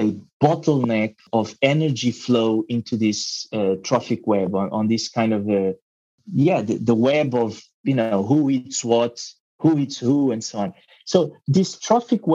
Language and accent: English; Mozambique; English is a second language; also born or lived in Portugal; now in Mexico; English is not my first language. I was born in Mozambique and eventually moved to Portugal